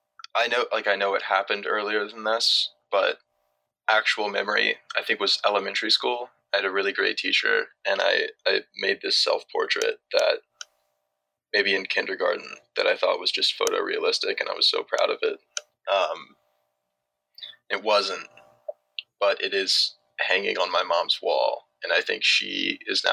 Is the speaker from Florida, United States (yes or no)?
no; Chattanooga, Tennessee, United States; also born or lived in Davidson, North Carolina; I'm from Chattanooga, Tennessee